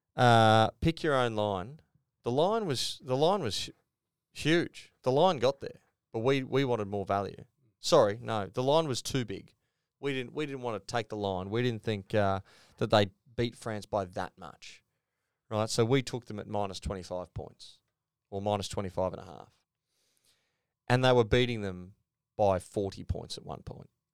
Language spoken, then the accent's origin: English; Queensland, Australia; as a Queenslander